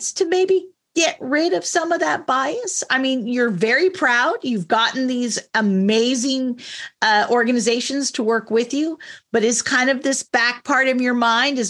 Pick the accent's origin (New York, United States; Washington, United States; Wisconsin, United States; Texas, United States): Washington, United States; also born or lived in California; I was born in California. I was raised here in Washington State